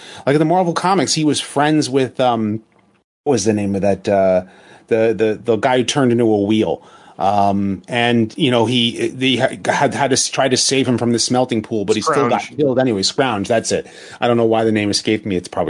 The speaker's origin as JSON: {"language": "English", "town": "New York City", "region": "New York", "country": "United States", "said": "I'm a New Yorker"}